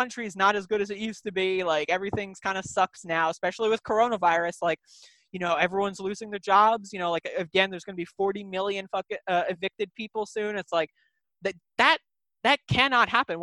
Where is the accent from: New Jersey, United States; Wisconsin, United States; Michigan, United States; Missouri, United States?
New Jersey, United States; I grew up in New Jersey